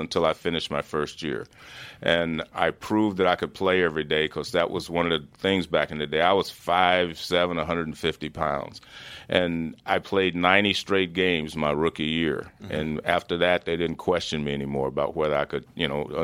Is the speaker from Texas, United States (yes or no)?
no; Oakland, California, United States; also born or lived in Cincinnati; now in Danville, United States; I grew up in Oakland, California, and I live out in the suburbs now